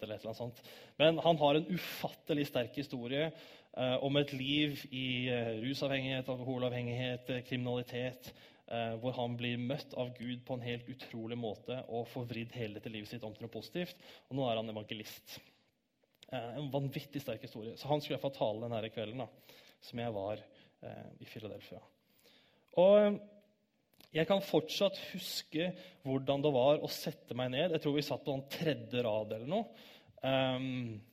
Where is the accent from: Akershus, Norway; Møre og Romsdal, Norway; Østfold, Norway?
Akershus, Norway; Bærum; moved away as an adult; also born or lived in Oslo / Grimstad / Kristiansand; now in Stavanger, Norway; Jeg er født 12.01.1990 i Oslo. Oppvokst i Bærum